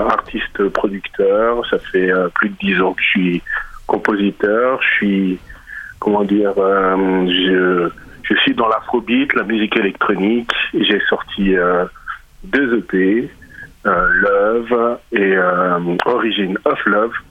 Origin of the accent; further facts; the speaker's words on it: DR Congo; j'ai amené la musique de chez moi, qui est la musique sébène. Donc je, je viens du Congo